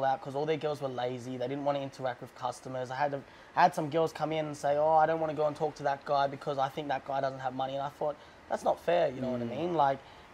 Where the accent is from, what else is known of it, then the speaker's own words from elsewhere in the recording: Melbourne, Victoria, Australia; moved away as an adult; now in Pattaya, Thailand; I'm from Melbourne, Australia.